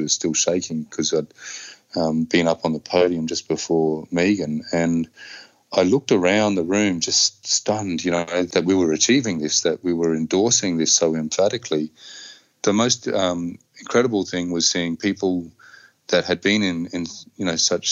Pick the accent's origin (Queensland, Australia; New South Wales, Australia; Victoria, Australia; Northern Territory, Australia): Northern Territory, Australia; Darwin; I grew up here on Larrakia country